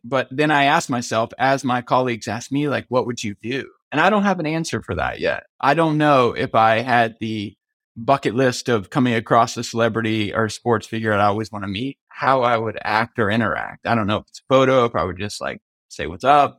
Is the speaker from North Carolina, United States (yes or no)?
no; Myrtle Beach, South Carolina, United States; I grew up in Myrtle Beach, South Carolina